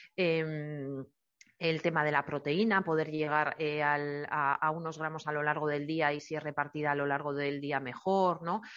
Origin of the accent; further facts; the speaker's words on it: Eibar, Basque Country, Spain; yo soy de Eibar y he vivido, he nacido y he vivido toda la vida allí